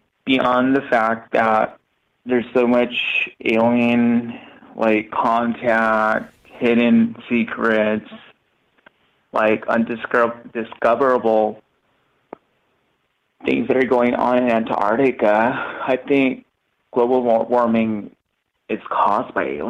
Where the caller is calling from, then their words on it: Tijuana, Baja California, Mexico; I am calling from TJ.